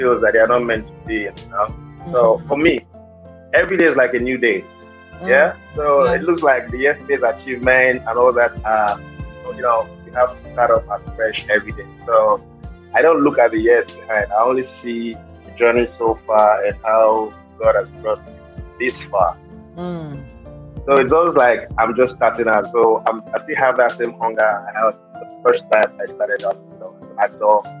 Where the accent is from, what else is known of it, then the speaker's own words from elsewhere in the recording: Delta, Nigeria; I'm from Delta State